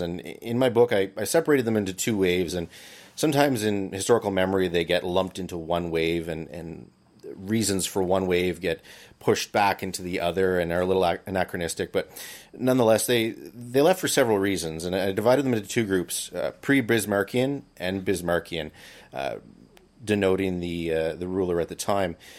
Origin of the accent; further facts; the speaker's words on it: Barry's Bay, Ontario, Canada; also born or lived in Peterborough / Ottawa; I was born here in Barry's Bay, and I grew up in town